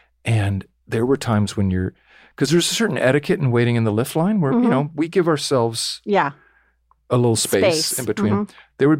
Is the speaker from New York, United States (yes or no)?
no; Orange County, California, United States; I'm from Orange County.